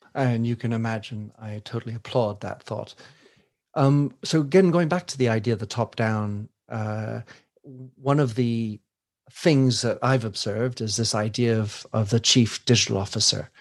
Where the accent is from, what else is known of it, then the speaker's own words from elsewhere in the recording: United States; I come from the United States